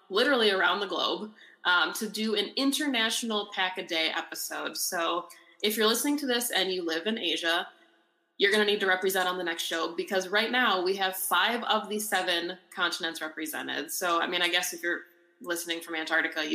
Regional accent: Wisconsin, United States; I was born and raised in Wisconsin

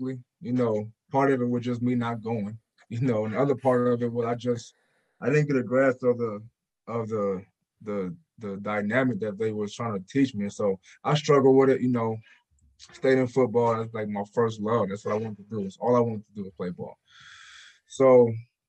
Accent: Portland, Oregon, United States; moved away as an adult; I came from just Portland, Oregon

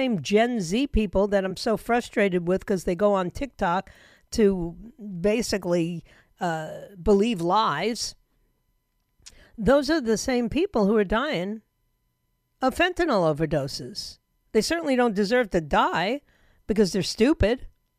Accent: United States; But I'm an American.

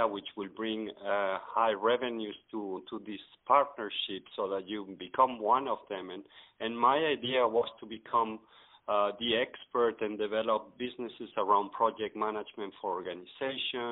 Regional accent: Madrid, Community of Madrid, Spain; also born or lived in Mexico / Italy / Netherlands / United States; now in Brussels, Belgium; I'm Spanish from Madrid.

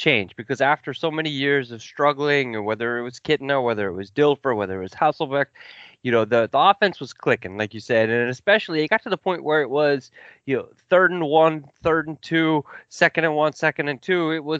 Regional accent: Kansas City, Missouri, United States; I grew up in the Midwest in Kansas City, and outside Kansas City.

